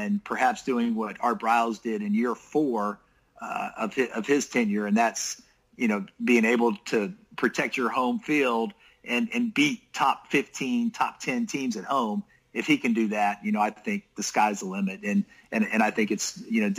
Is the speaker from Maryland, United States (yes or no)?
yes; Maryland, United States; moved away; I grew up on the East Coast. I grew up in Maryland